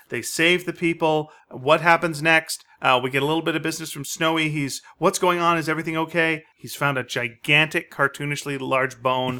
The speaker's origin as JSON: {"language": "English", "country": "Canada", "said": "we're Canadian"}